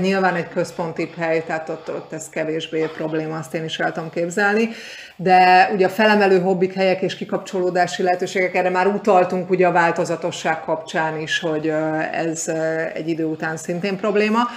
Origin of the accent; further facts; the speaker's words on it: Hungary; moved away as an adult; now in Canary Islands, Spain; mi magyarként